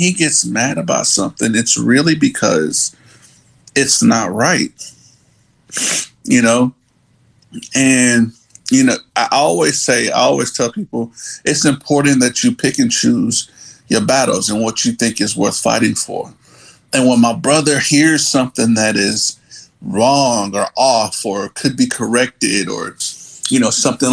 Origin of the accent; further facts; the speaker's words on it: New Jersey, United States; we're from Jersey, so that's, you know, that's how we were brought up